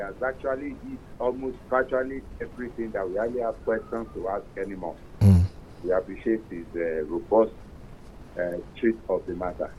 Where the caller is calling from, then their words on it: Abuja, Federal Capital Territory, Nigeria; I'm calling from Abuja.